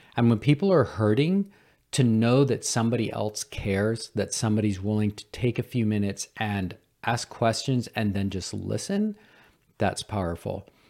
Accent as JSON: {"language": "English", "town": "Cullowhee", "region": "North Carolina", "country": "United States", "tie": "born or raised there", "said": "Western Carolina University in my hometown of Culwee, North Carolina"}